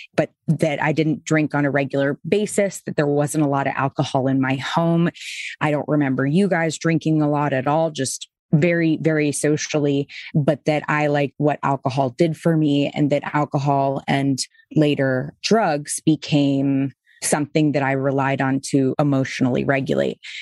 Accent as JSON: {"language": "English", "town": "Boston", "region": "Massachusetts", "country": "United States", "moved": "yes", "said": "I was Episcopal, I was from Boston"}